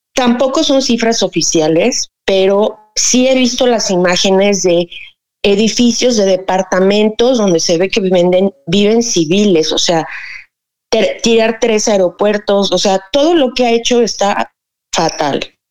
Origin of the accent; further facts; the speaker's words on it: Cuernavaca, Morelos, Mexico; yo soy de Cuernavaca, Morelos, México